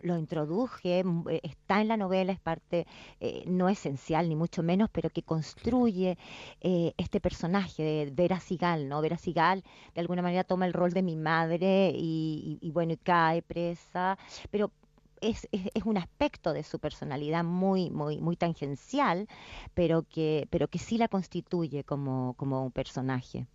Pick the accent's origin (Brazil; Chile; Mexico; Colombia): Chile; moved away; also born or lived in England; O sea, soy chilena, sin duda, mi país, lo considero mi país